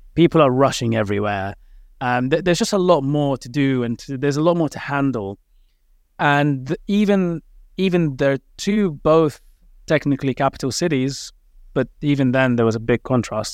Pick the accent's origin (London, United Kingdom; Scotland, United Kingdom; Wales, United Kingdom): London, United Kingdom; also born or lived in Cardiff; I grew up in London, obviously